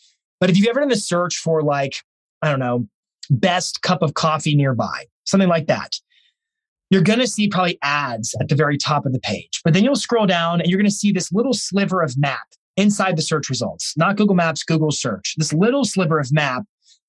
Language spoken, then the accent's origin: English; Lynchburg, Virginia, United States; I grew up there